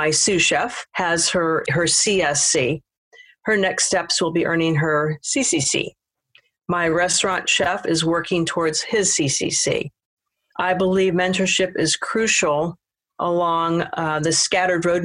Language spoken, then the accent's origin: English; Seattle, Washington, United States; moved away; also born or lived in Paris, France; I'm from Seattle, Washington